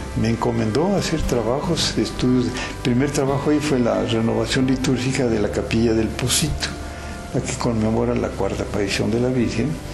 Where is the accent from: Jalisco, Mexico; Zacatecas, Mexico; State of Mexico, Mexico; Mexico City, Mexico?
Jalisco, Mexico; Guadalajara; Yo soy de Guadalajara